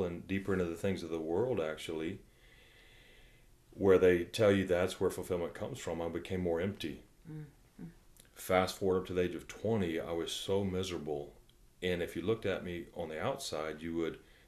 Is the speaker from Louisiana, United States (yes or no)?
yes; Louisiana, United States; we're all from Louisiana